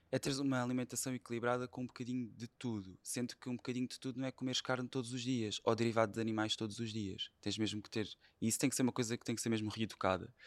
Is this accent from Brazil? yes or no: no; Setúbal, Portugal; sou de Setúbal e fui praticamente claro. educado a comer peixe